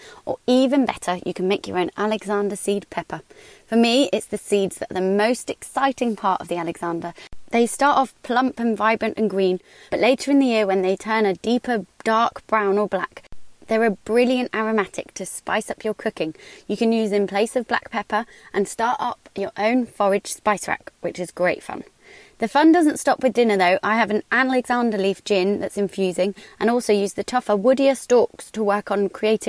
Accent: Midlands, United Kingdom; now in London, United Kingdom; growing up in the Midlands

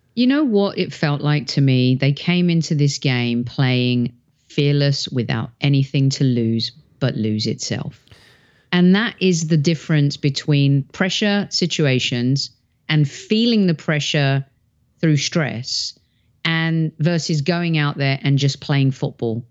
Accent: England, United Kingdom; moved away; growing up in England

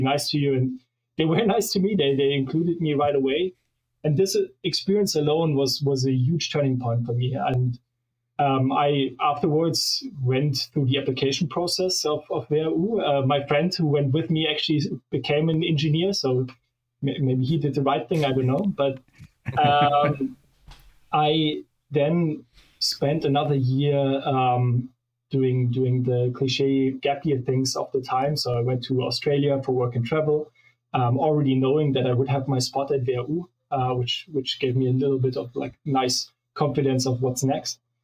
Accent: Munich, Bavaria, Germany; Munich where I grew up

